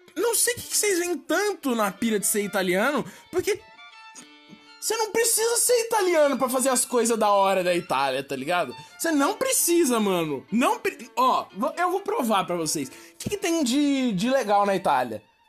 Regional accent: Brazil; eu sou brasileiro

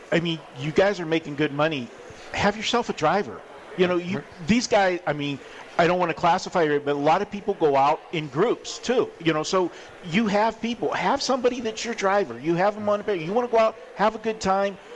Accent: Pittsburgh, Pennsylvania, United States; now in Las Vegas, United States; I came from Pittsburgh and I lived in you know rural area

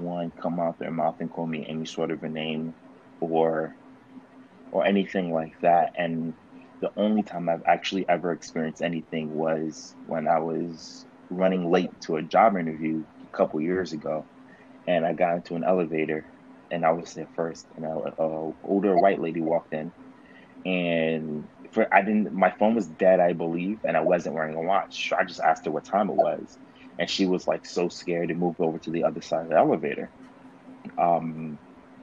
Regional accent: New York City, New York, United States; I grew up in New York, in the Bronx

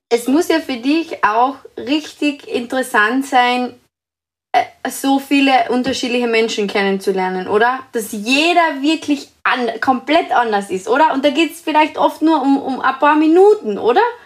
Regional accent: Carinthia, Austria; ich bin aus Österreich, aus Kärnten

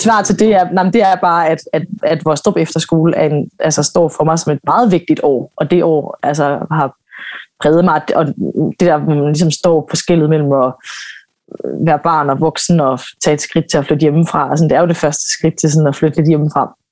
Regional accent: Aarhus, Central Denmark Region, Denmark; Jeg kommer fra Aarhus og startede sådan på en, på en amatørscene der sammen med en masse andre unge

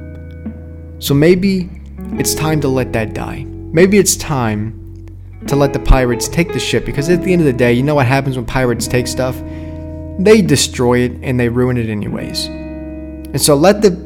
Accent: Arkansas, United States; also born or lived in New York; I'm from Arkansas

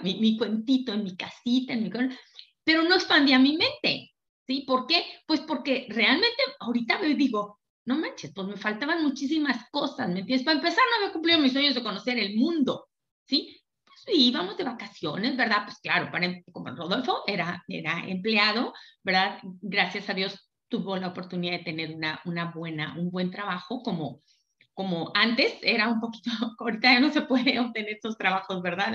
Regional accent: Durango, Mexico; Yo soy de Durango

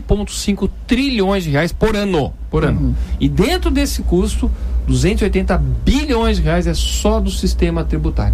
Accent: Brazil

